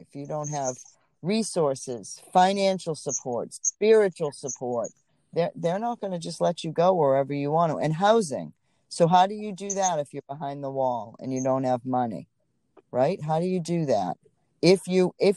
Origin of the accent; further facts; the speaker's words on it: Boston, Massachusetts, United States; also born or lived in Atlanta, Georgia; Boston, I'm a Boston girl, so that's my hometown